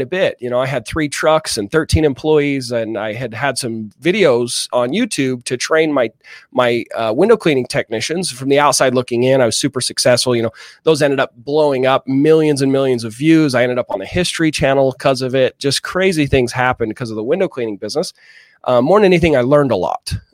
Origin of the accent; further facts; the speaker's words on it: Utah, United States; I grew up here in Utah